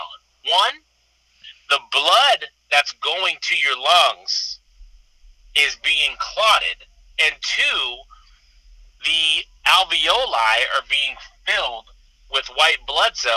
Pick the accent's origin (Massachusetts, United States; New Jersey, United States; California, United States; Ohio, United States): California, United States; Sacramento, and San Francisco, Northern; also born or lived in Iowa City, Iowa / Kansas City; now in Southern California, United States; I grew up in Northern California, Sacramento, and San Francisco